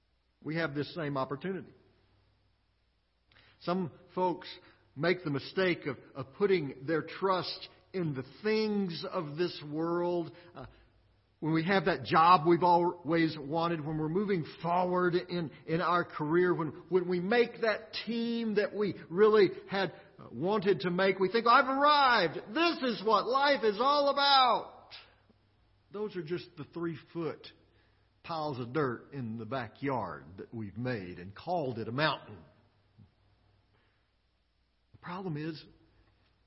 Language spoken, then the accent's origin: English; Midland, Texas, United States; also born or lived in Austin, Texas; I was born in Midland, Texas.